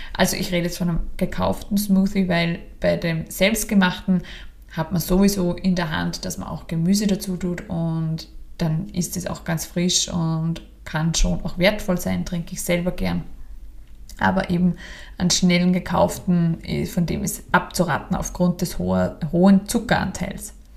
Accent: Austria; bei uns in Österreich

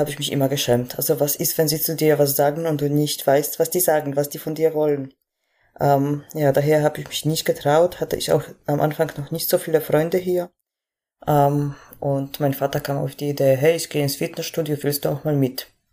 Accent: Poland; moved away as an adult; now in Germany; ich komme aus Polen ursprünglich, bin 2014 im Sommer nach Deutschland gekommen

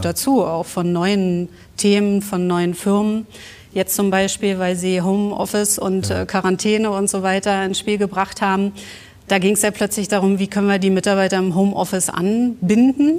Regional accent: Berlin, Germany; accent: Berlin; Aufgewachsen in Westberlin, ja. oben in Reinickendorf

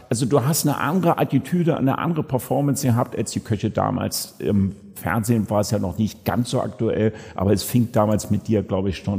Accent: Germany; Und ich als Piefke, nämlich genauso alt wie du, zwischen 10 und 15 Jahren

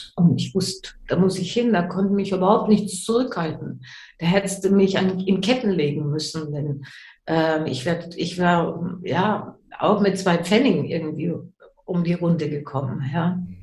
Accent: Germany; moved away; also born or lived in English-speaking countries; Ich bin in Deutschland geboren, deswegen erinnere ich mich noch an die deutsche Sprache.

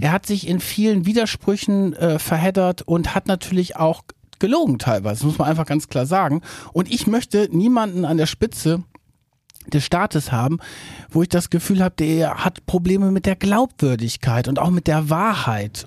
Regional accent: Verden an der Aller, Lower Saxony, Germany; moved away as an adult; also born or lived in Hamburg; komme auch aus Norddeutschland, bin aufgewachsen in Pferden an der Aller, das ist in der Nähe von Bremen

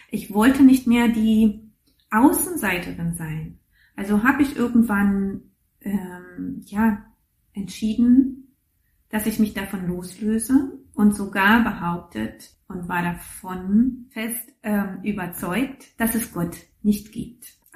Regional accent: East Germany, Germany; Und ich bin in der DDR groß geworden und in der DDR war Religion ähm, nicht unbedingt, naja, ein, äh, etwas zum Vorzeigen.

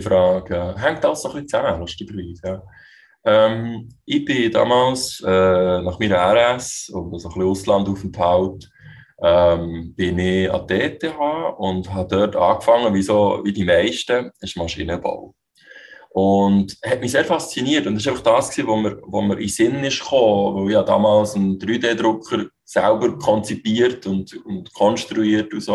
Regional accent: Switzerland; ich bin in der Schweiz geboren

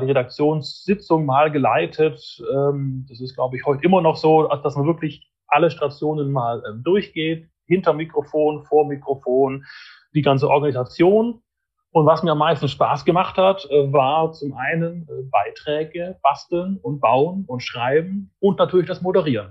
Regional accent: Fellbach, Baden-Württemberg, Germany; ich komme aus Fellbach in der Nähe von Stuttgart

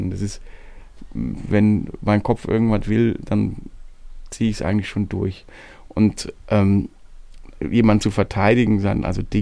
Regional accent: Baden-Württemberg, Germany; Und diese Region, wo ich herkomme, nennt sich hohelohe kreis

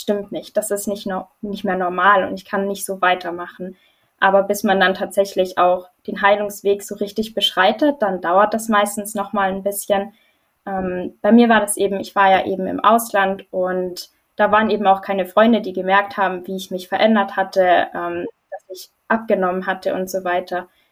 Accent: Germany; Ich komme aus Deutschland

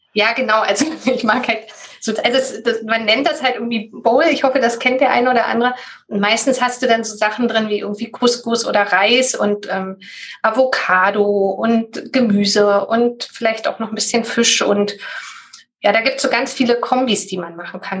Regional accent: Berlin, Germany; Das ist Berlin und war bisher auch schon immer Berlin. Ja, bin eine Berliner Pflanze

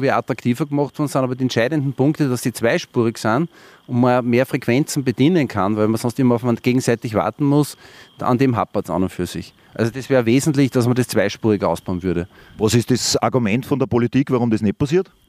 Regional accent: Wels, Upper Austria, Austria; ich bin ja kein Geisbach, ich komme eigentlich aus Wels.

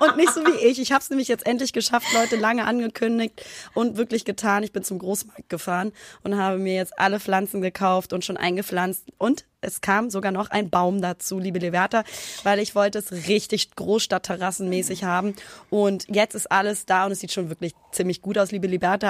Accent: Hamburg, Germany; moved away as an adult; now in Cologne, Germany; in meiner Heimat

